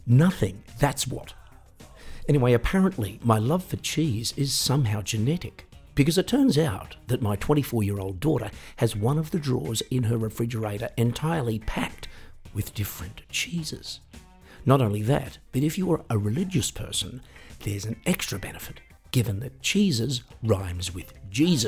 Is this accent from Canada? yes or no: no; Australia; when I was 18 and growing up in Australia